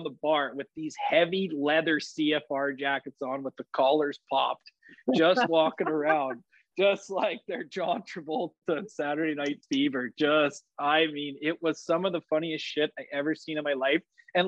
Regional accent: High River, Alberta, Canada; It's my hometown show

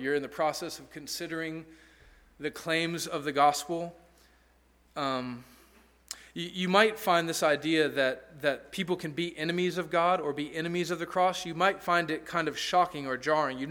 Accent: Alabama, United States; also born or lived in Peru; I was from Alabama

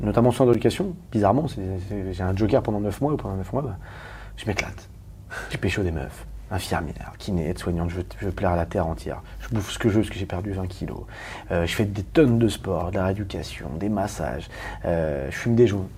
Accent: Paris, Île-de-France, France; je suis parisien

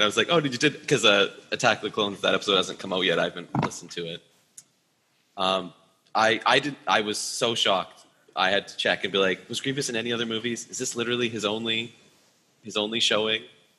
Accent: Canada; I'm from Canada, and we play hockey here a lot

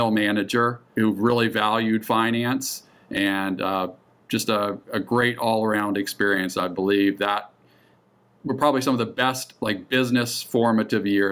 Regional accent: central Ohio, United States; moved away as an adult; also born or lived in Atlanta, Georgia; born and raised in Ohio. All my years from birth through college were there. Most of that in central Ohio

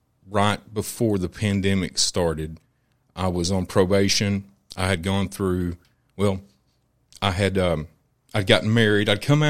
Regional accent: Maryville, Tennessee, United States; I'm from Maryville. Mm-hmm. I grew up in Maryville. Played football in high school for Maryville.

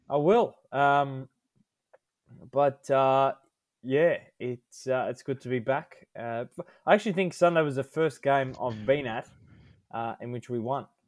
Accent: Melbourne, Victoria, Australia; we're all born in Melbourne

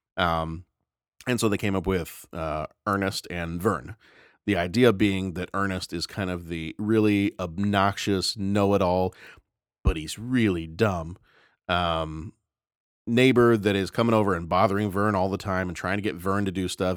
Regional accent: the South, United States; I remember growing up in the South

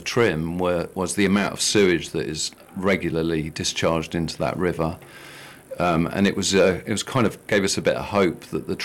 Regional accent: Bristol, South West England, United Kingdom; I grew up in Bristol and spent, you know, my childhood next to the trim

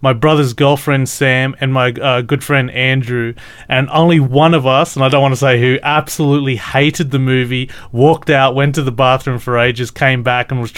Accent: Australia; I'm Australian

